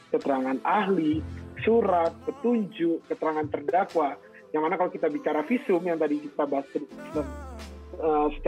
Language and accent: Indonesian; Bengkulu, Indonesia; bahkan di kota saya kecil sampai SMA ya di Bengkulu di kabupaten saya pula tempat saya tinggal dan besar